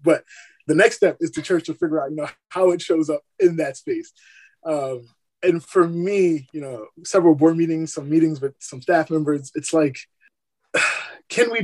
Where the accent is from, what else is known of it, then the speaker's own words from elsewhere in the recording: New York City, New York, United States; also born or lived in Barbados / Iowa; now in San Diego, United States; I was born in Barbados, raised in Brooklyn, New York, spent 9 years in Iowa